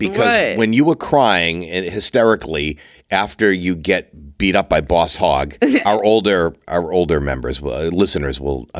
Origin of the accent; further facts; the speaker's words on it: Massachusetts, United States; I grew up on Cape Cod.